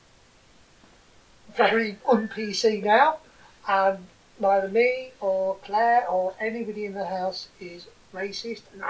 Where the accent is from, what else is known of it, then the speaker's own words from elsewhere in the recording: Boston, East Midlands, United Kingdom; We come from Boston